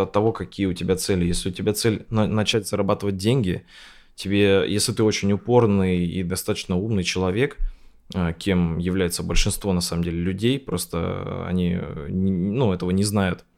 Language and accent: Russian; Sarapul, Udmurtia, Russia; moved away as an adult; also born or lived in Izhevsk; я там родился в Сарапуле